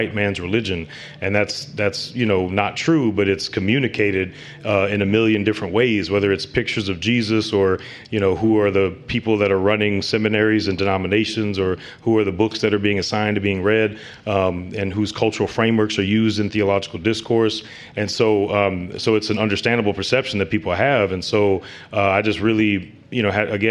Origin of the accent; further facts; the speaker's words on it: St. Louis, Missouri, United States; I'm from St. Louis, Missouri, born and raised, and St. Louis. I grew up in the inner city on the west side